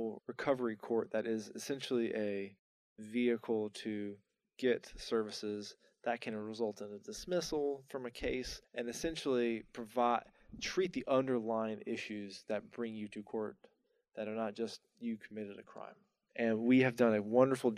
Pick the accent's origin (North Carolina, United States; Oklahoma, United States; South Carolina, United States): North Carolina, United States; moved away as an adult; also born or lived in Atlanta / Tampa; I didn't know I wanted to come back to North Carolina.